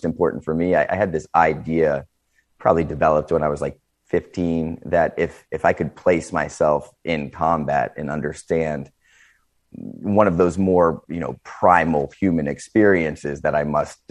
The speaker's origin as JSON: {"language": "English", "region": "Northeast Ohio", "country": "United States", "said": "I come from Northeast Ohio, kind of the Rust Belt area, where you saw a lot of factory jobs leaving"}